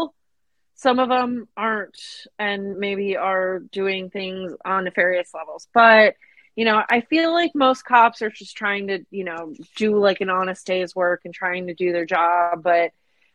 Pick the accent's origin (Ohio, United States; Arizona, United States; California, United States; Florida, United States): Arizona, United States; Phoenix; moved away; growing up in the Phoenix area